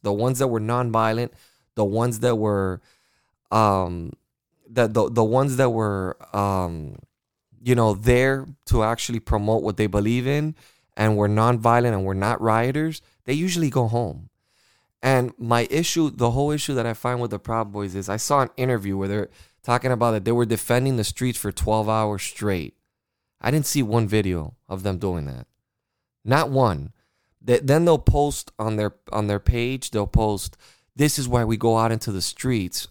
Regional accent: United States; I am an American

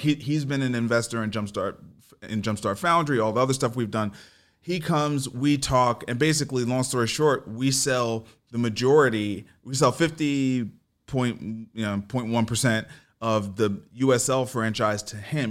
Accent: New York City, New York, United States; I grew up in New York

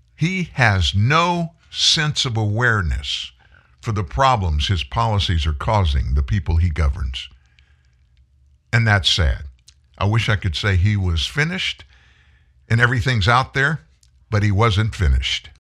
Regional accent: United States

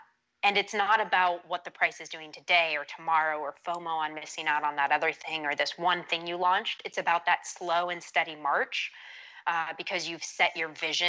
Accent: Saudi Arabia; now in United States; So my accent's one of those, a bit of a like mutt. I grew up in Saudi Arabia and there was a lot of people from around the world there. So got a bit of a mutt accent and then never couldn't get on board with the Texan accent

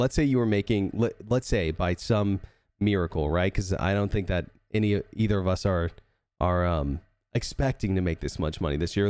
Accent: Texas, United States

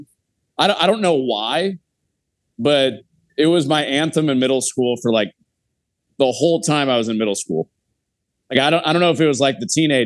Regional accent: Chicago, Illinois, United States; I'm from Chicago

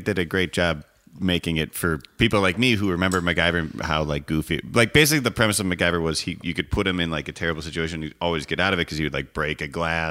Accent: Illinois, United States; I'm from Illinois. My family's from Wisconsin

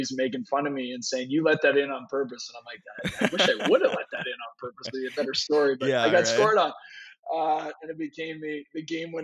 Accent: Vankleek Hill, Ontario, Canada; I grew up in a small town in Ontario called Van Cleek Hill, Ontario, population 1600.

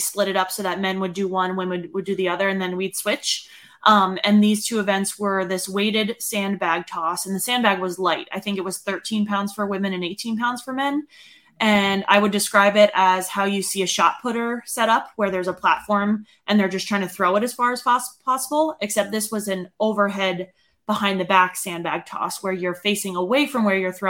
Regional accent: Northeast, United States; now in Colorado, United States; even growing up in the Northeast

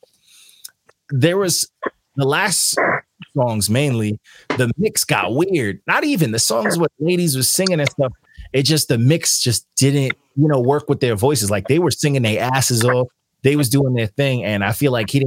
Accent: New York, United States; I'm from New York

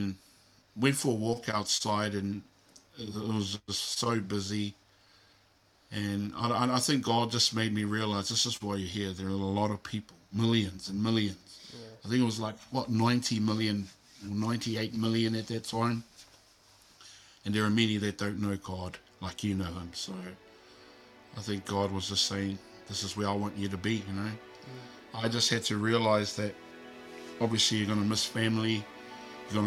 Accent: Auckland, New Zealand; also born or lived in Philippines; I grew up in a little town called South Auckland

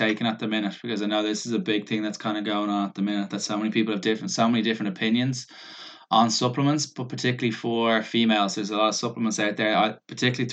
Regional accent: Ireland; we're Irish

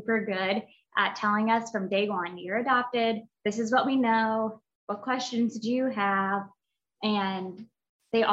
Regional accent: Indiana, United States; I was born and raised in Indiana, and I grew up with my mom and my dad and my sister

